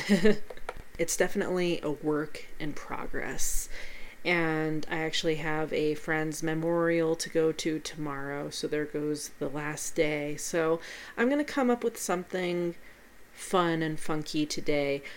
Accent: Pueblo, Colorado, United States; here in my hometown of Pueblo, Colorado

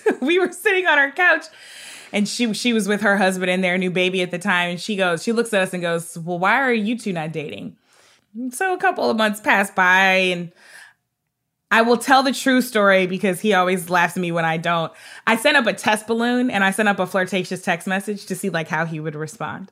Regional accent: North St. Louis County, Missouri, United States; also born or lived in Hartford, Connecticut; I grew up in North Saint Louis County, uh, which was near Ferguson.

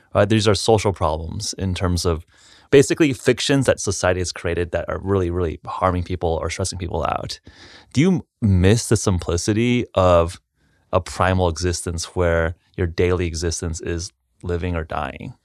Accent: Los Angeles, California, United States; I grew up in a suburb in Los Angeles

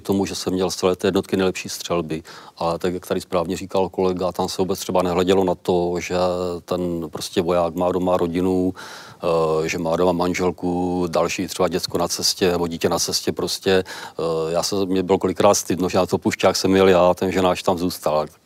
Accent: South Moravian Region, Czechia; u nás na Jižní Moravě

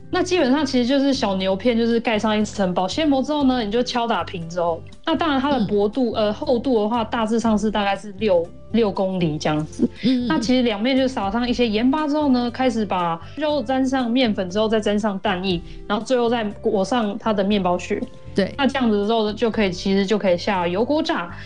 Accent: Taiwan; moved away as an adult; also born or lived in Switzerland / Paris, France; now in Germany; 我在台湾毕业之后，我就出国

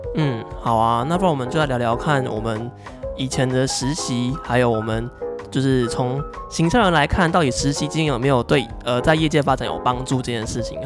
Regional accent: southern Taiwan, Taiwan; 我是南部的小孩嘛，然后我实习的公司是在北部，然后那时候我就短暂经两个月的北部上班族生活

